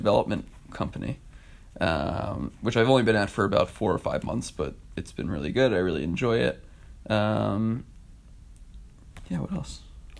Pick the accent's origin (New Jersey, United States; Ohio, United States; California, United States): New Jersey, United States; northern; moved away as an adult; also born or lived in Philadelphia; now in New York, United States; I grew up in New Jersey, northern New Jersey, about 15 minutes away from New York City.